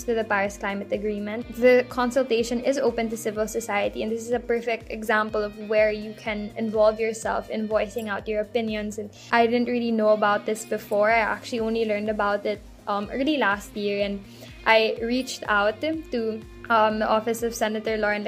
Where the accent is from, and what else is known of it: Philippines